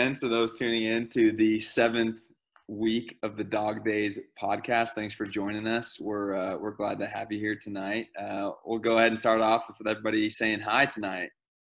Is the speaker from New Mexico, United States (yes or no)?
yes; Albuquerque, New Mexico, United States; moved away as an adult; now in Dallas, United States; we all were born and raised in Albuquerque. That's how we became friends and grew up playing together. But as you heard, a lot of us now live in different places. I mean, we have Seattle, Austin and I are in Dallas, and then we have the other three back in New Mexico.